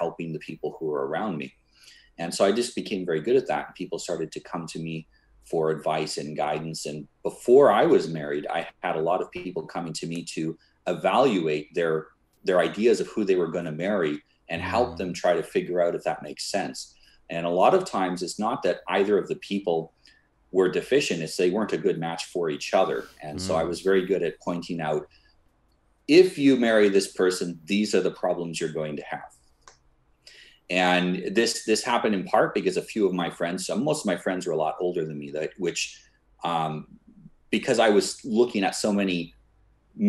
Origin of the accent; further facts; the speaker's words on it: Canada; I was born in Canada, and when I was younger, my family wanted me to be a minister